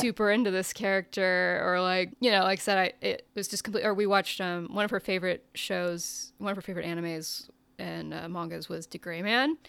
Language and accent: English; United States; I'm an American.